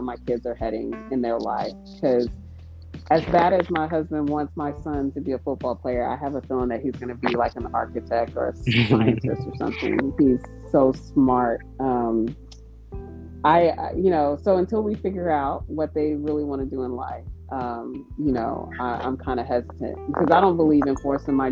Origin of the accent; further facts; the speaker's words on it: Texas, United States; I'm from Texas, and well, anyways, I am a Texan